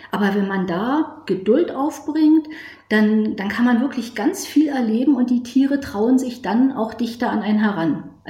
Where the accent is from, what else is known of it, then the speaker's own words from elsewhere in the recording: Berlin, Germany; bin 50 Jahre alt. Ich komme aus Berlin